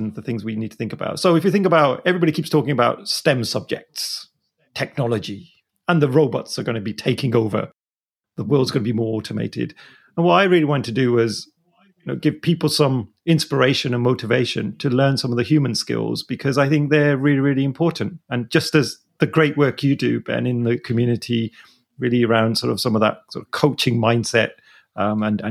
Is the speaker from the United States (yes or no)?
no; Birmingham, West Midlands, United Kingdom; I am from the city of the Peaky Blinders. Anyone that's a Peaky Blinders fan, I'm from Birmingham